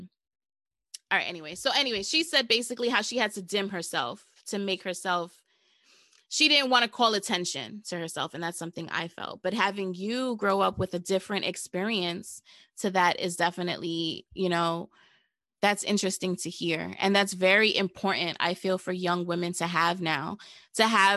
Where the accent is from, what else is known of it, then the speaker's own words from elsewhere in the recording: New York, United States; I'm from New York